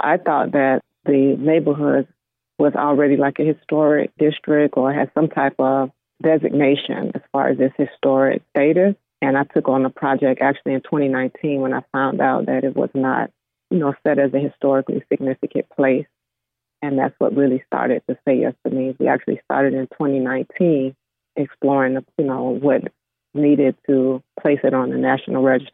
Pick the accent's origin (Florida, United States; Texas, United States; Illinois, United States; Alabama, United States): Florida, United States; I grew up actually in Florida